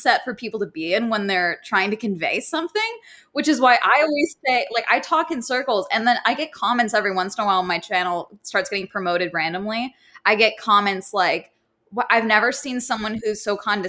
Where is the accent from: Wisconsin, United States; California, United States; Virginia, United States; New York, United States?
California, United States; I'm deep Californian